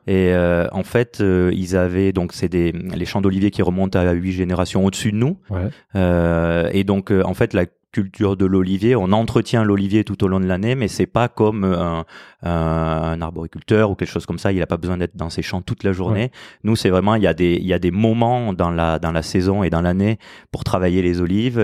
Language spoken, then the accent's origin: French; France; also born or lived in Toulouse; on a nos, racines là-bas, même si on a grandi en France